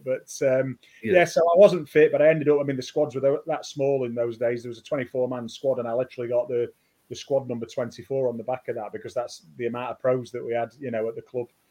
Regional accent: Sheffield, Yorkshire and the Humber, United Kingdom; moved away; it's my hometown club

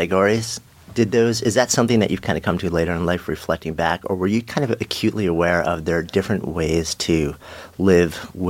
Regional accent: Port Washington, New York, United States; I grew up in Port Washington, which is this little peninsula in the north end of the island, which actually, if you've ever read The Great Gatsby, is the actual original East Egg.

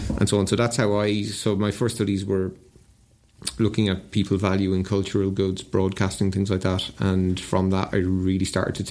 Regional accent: Ireland; growing up in Ireland in the 80s

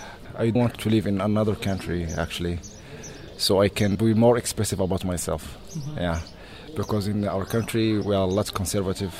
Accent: Marrakesh, Marrakesh-Safi, Morocco; also born or lived in Oman; And then we came into Morocco in like 2004 or 5. Yeah, and then I grew up in Marrakesh.

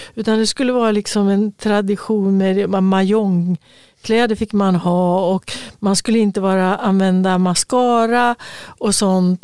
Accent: Örebro, Örebro County, Sweden; moved away as an adult; also born or lived in Stockholm / Östergötland; När jag flyttade ifrån Örebro då och hade tagit studenten

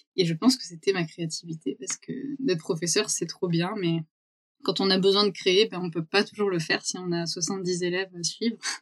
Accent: Vaucluse, Provence-Alpes-Côte d'Azur, France; moved away as an adult; also born or lived in Brussels; Moi je suis euh, née dans le Vaucluse

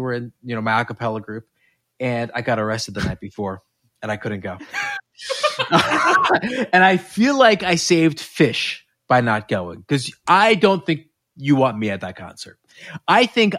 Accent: New York, United States; I'm from New York. I went to camp

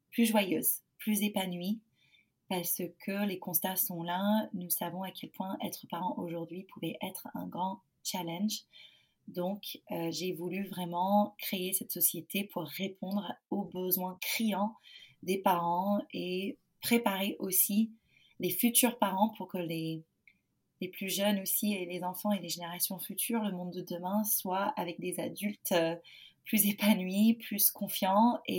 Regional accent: United States; moved away as an adult; now in Nantes, France; Je suis américaine. Euh, j'ai 34 ans. Je suis en France depuis 2011.

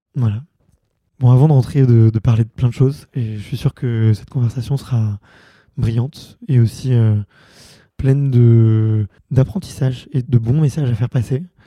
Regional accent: Montreuil, Île-de-France, France; j'ai grandi à Montreuil

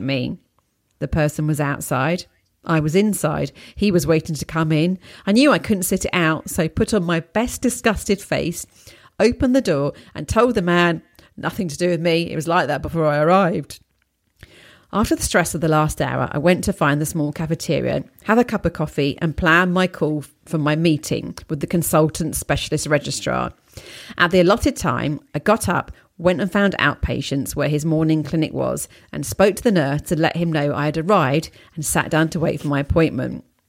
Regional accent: England, United Kingdom; also born or lived in Poland; being an English person living there

